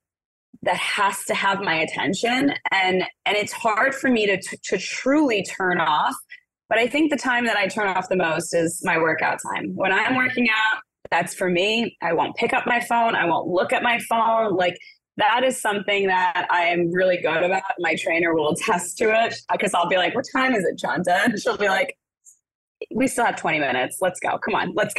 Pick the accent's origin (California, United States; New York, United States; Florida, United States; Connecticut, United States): New York, United States; New York City; I'm a girl from Brooklyn